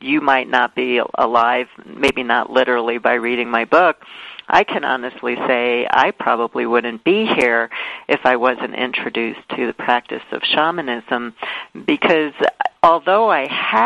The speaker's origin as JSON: {"language": "English", "town": "New York City", "region": "New York", "country": "United States", "tie": "born or raised there", "said": "I grew up in Brooklyn, New York"}